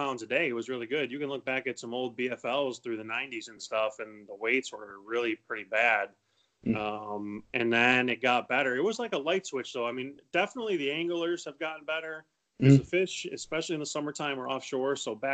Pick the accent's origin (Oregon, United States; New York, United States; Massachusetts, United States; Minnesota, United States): New York, United States; Cayuga Lake; We had a cottage on Cayuga Lake when I was a kid, and I would go there